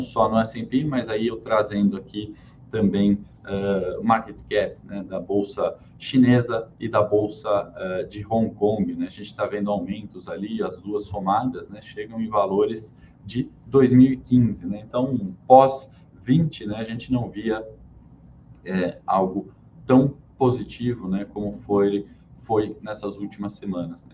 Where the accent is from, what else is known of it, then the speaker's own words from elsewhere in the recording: Brazil; falando como brasileiro